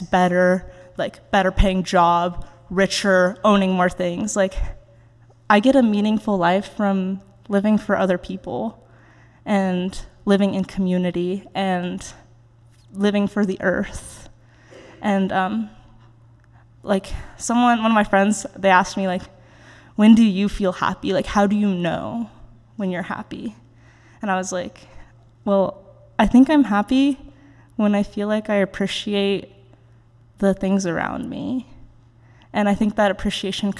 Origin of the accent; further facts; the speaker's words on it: Oregon, United States; moved away as an adult; now in Virginia, United States; growing up in Oregon